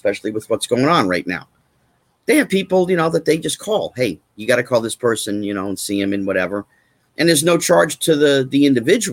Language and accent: English; New Jersey, United States; moved away as an adult; also born or lived in California; I grew up in New Jersey, so I was one of the New York kids, and I didn't go to California until after high school